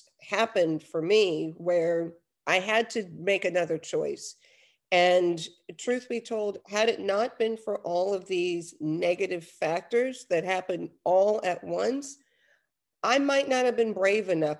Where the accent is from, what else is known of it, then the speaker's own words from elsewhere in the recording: New York, United States; moved away as an adult; also born or lived in Los Angeles, United States; now in Netherlands; I'm originally from New York. I lived in LA for quite some time. But I've been here in Europe and in the Netherlands for over 10 years.